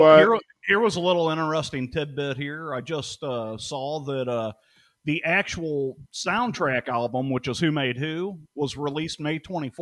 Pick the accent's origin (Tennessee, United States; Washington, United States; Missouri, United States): Missouri, United States; St. Louis; I grew up in St. Louis, Missouri.